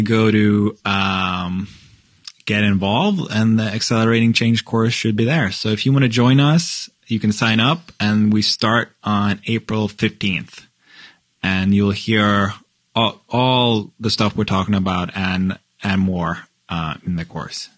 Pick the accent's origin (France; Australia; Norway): Norway; now in Chicago, United States; I'm from Norway and we're white